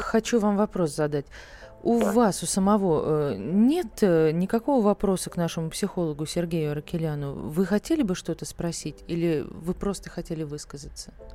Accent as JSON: {"language": "Russian", "town": "Saratov", "region": "Saratov Oblast", "country": "Russia", "said": "Я сама из Саратова."}